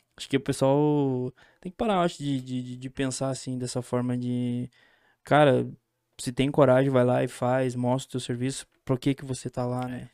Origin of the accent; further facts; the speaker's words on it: São Joaquim, Santa Catarina, Brazil; Eu sou de São Joaquim